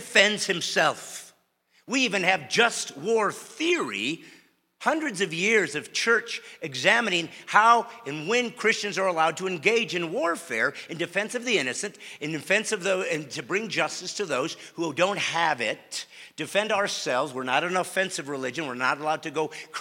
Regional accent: Bremen, Indiana, United States; moved away; I was born in Bremen, Indiana, a tiny little two-stoplight town.

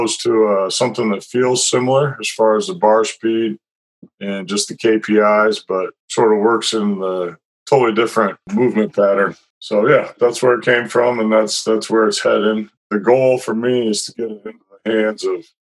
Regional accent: Iowa City, Iowa, United States; moved away as an adult; now in San Diego, United States; I'm from Iowa City, Iowa, where I grew up.

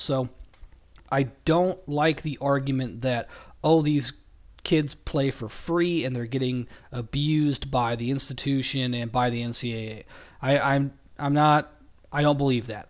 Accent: California, United States; I'm from California

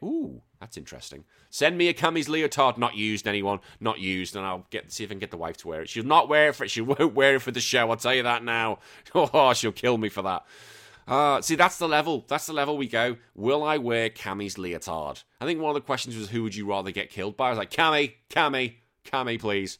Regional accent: United Kingdom; moved away as an adult; now in Australia; I am a British man living here in Australia

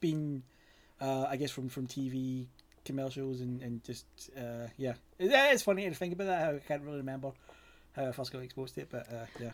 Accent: Glasgow, Scotland, United Kingdom; I'm from Scotland, uh, specifically Glasgow.

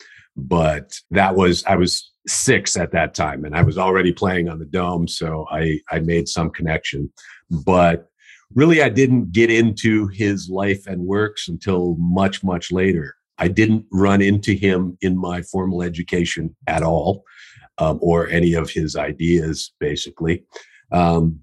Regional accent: Minnesota, United States; now in Troy, United States; I was born and raised in Minnesota, and actually born right on the North Shore of Lake Superior.

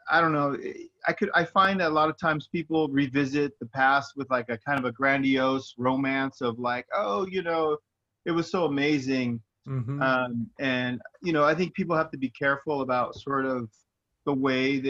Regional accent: Inland Empire, California, United States; We're just idiots from the Inland Empire

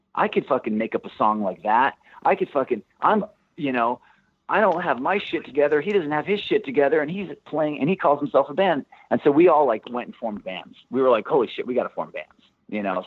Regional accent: Santa Barbara, California, United States; moved away as an adult; also born or lived in Los Angeles; we grew up in Santa Barbara

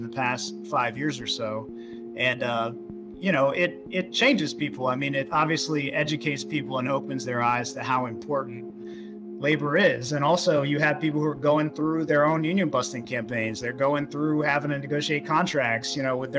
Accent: Florida, United States; I grew up in Florida

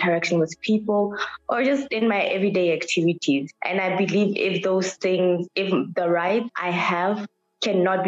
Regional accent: Mohale's Hoek, Lesotho; now in Pretoria, South Africa; I am from Lesotho in a district called Mohalisuk in the south. So I am Lesotho born and bred, but I'm currently in South African Pretoria.

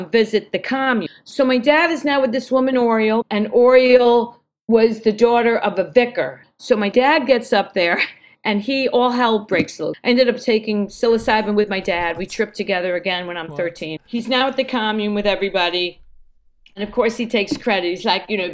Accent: New York, United States; also born or lived in Brooklyn; I'm this kid from New York, now living in Brooklyn

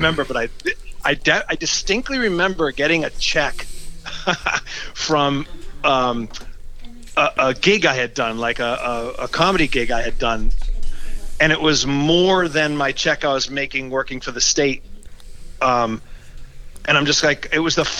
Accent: Massachusetts, United States; I'm born and raised in Massachusetts

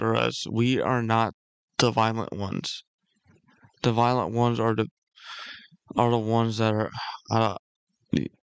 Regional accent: United States; as a patriot and as an American.

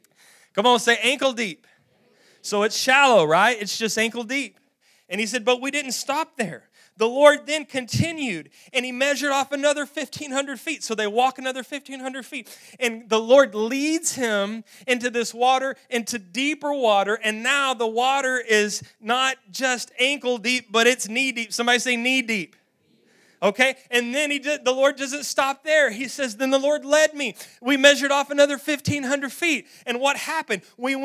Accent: Roaring Springs, Texas, United States; We grew up in Roaring Springs, Texas. Roaring Springs has a natural spring-fed swimming pool

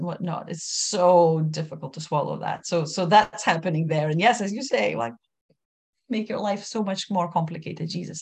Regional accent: Lithuania; first language Lithuanian; English is a second language; my first language, Lithuanian

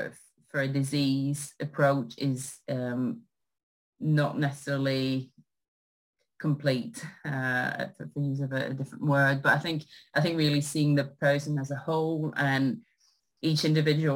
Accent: Canada; moved away as an adult; also born or lived in Sherbrooke, Canada / Ottawa, Canada; now in United Kingdom; I'm Canadian

